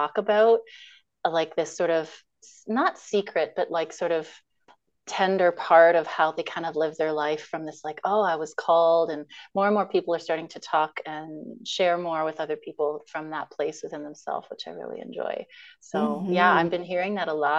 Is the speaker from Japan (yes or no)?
no; Toronto, Ontario, Canada; moved away as an adult; now in Victoria, Canada; I grew up in Scarborough and Toronto, and I'm in Victoria now